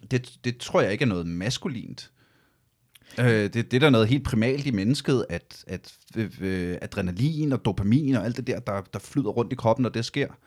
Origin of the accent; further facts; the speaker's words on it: Ølstykke, Capital Region of Denmark, Denmark; Jeg voksede op i Ølstykke